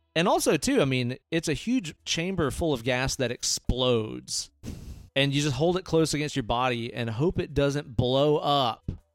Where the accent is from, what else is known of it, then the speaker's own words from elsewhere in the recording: Hailey, Idaho, United States; I grew up in Hailey